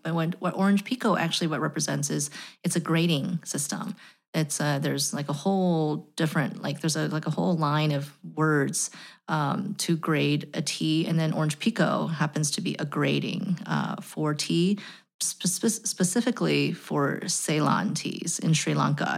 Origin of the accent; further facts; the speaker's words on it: United States; As an American